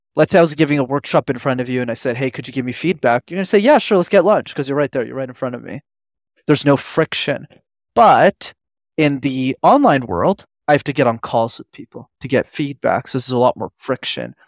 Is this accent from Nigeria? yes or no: no; Montreal, Quebec, Canada; I grew up in Montreal in Canada, which I'm still based